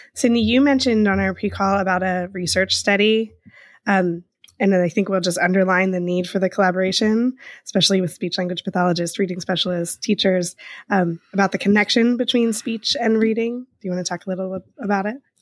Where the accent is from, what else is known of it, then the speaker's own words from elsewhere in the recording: Eastern Pennsylvania, United States; accent: Eastern Pennsylvania; my Eastern Pennsylvania dialect